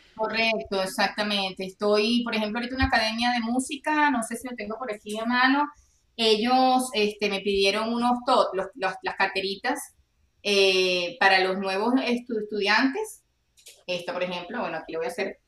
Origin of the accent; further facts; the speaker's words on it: Venezuela; now in Texas, United States; como venezolanos tenemos familia regada en el mundo